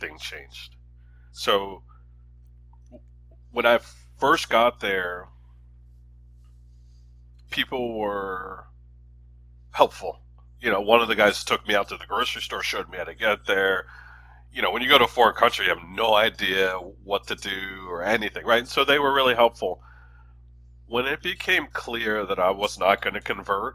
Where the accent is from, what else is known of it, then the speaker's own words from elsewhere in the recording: Philadelphia, Pennsylvania, United States; moved away; also born or lived in Chicago / Washington, District of Columbia, United States; I'm from Philly